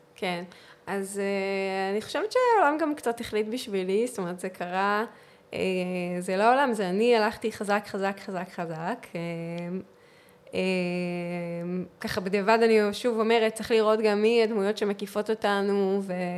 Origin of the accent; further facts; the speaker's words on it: Northern District, Israel; moved away as an adult; also born or lived in Central Israel; עברתי למרכז, אני ואני מהצפון במקור